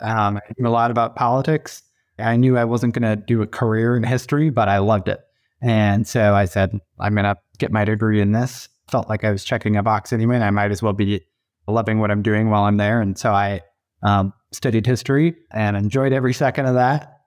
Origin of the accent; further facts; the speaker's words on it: east of Sacramento, California, United States; moved away; I grew up about as far away as you could be other than maybe Alaska and Sacramento, California, uh, on the other side of the country in a small suburban community, east of Sacramento